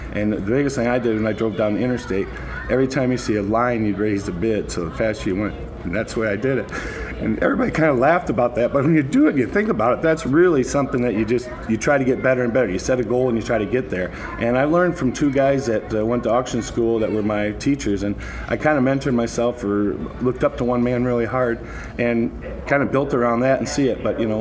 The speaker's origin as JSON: {"language": "English", "region": "Wisconsin", "country": "United States", "tie": "born or raised there", "said": "I grew up in Dalvin, Wisconsin"}